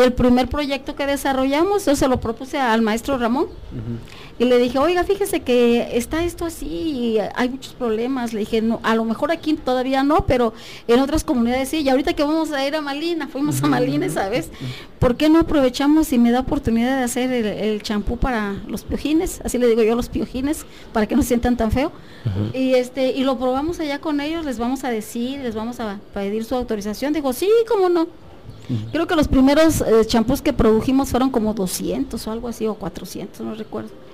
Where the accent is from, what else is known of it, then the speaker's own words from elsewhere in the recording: Tlapa de Comonfort, Guerrero, Mexico; es originaria de la región de la montaña, soy de Tlapa de Comonfort. Em, ahí estudié desde el kinder